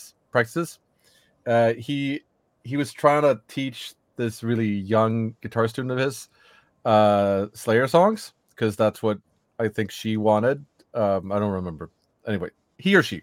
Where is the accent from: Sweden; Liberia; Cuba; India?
Sweden; from Sweden and the band … and the band …